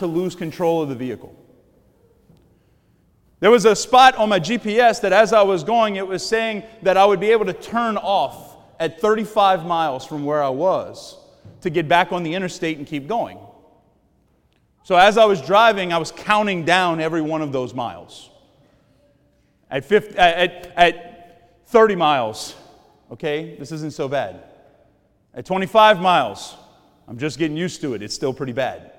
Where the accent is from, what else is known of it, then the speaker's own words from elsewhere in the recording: Cajun, Louisiana, United States; I'm a Cajun